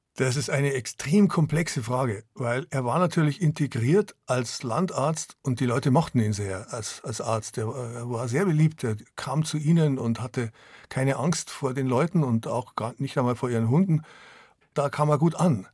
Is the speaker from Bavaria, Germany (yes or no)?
yes; a village in Upper Bavaria, Germany; Ich habe mich wahrscheinlich fremder gefühlt in dem oberbayerischen Dorf als mein Vater, der aus Syrien kam und ich bin in dem Dorf geboren.